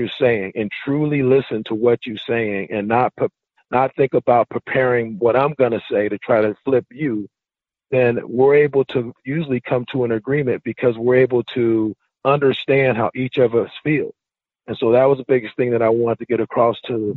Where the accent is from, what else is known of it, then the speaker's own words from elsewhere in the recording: Richmond, California, United States; moved away; I'm from Richmond, California, and, you know, the Black Panthers were real big. You know, in my community as a, you know, as a child